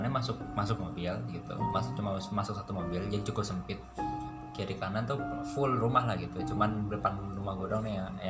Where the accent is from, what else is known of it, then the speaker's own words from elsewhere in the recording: Cibubur, Jakarta, Indonesia; also born or lived in Tebet; now in Depok, Indonesia; gue tuh tinggal di Cibubur gue lahir gue lahir di Tebet nih cuman cuman sampai TK doang situ SD SMP SMA gue di Cibubur